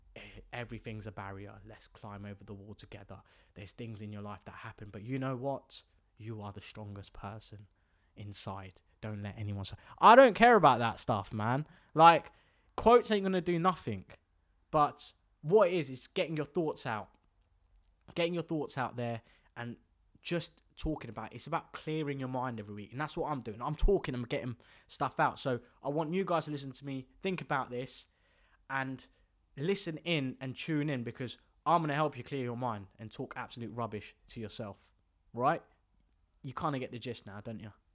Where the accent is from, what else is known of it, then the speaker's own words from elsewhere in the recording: the south of England, United Kingdom; also born or lived in Bolton; growing up in, um, down south, I grew up with, like, Indian lads